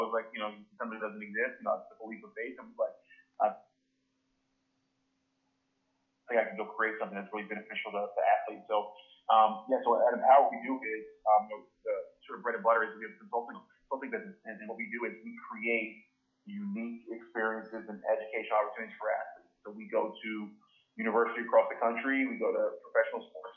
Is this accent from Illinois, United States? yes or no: no; outside of Philadelphia, Pennsylvania, United States; I grew up outside of Philly